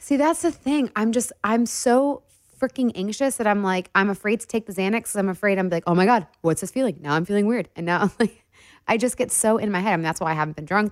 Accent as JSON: {"language": "English", "town": "Detroit", "region": "Michigan", "country": "United States", "said": "we're both from Detroit"}